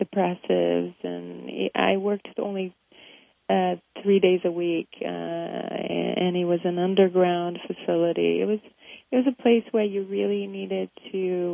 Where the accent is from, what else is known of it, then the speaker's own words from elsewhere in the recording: Rio de Janeiro, Brazil; moved away; me growing up in Brazil